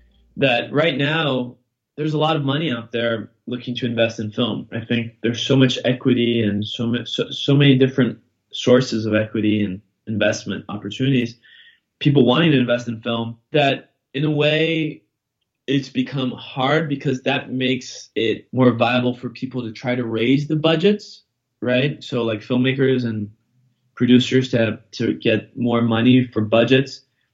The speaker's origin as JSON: {"language": "English", "country": "Brazil", "tie": "born or raised there", "also_born_or_lived": "London / New York / Boston", "said": "Well, I'm from Brazil, right, originally, but I grew up in London and New York and Boston."}